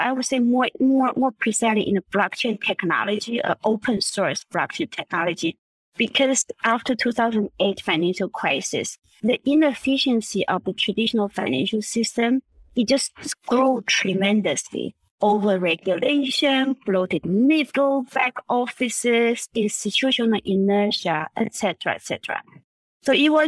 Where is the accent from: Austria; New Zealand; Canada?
Austria; Vienna; moved away; also born or lived in Taiwan; I was born in Taiwan. I grew up in Vienna, in Austria.